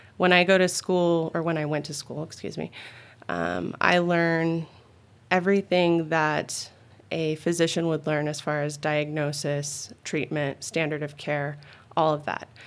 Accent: Phoenix, Arizona, United States; also born or lived in Tucson; I'm originally an Arizona girl. I was born and raised in the Phoenix area and then moved to Tucson, um, back in middle school

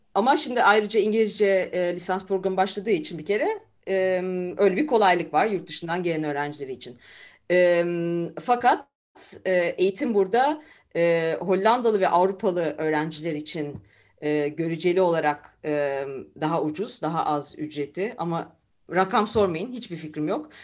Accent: Istanbul, Turkey; moved away as an adult; also born or lived in Izmir / Germany; now in Leiden, Netherlands; E, İzmir doğumluyum. E, İstanbul'da e, yalnız çocukluğumdan beri İstanbul'da e, büyüdüm

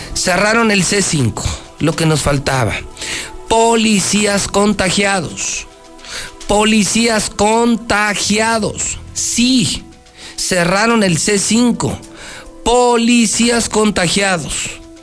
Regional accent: Aguascalientes, Mexico; soy de Aguascalientes

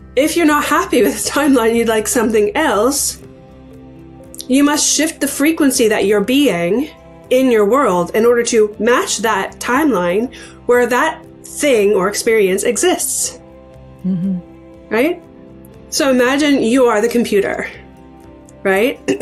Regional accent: Canada; also born or lived in Ontario, Canada; I am a Canadian. I live in Ontario, Canada.

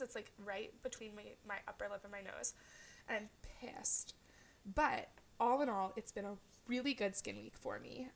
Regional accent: California, United States; now in Portland, United States; I grew up in California

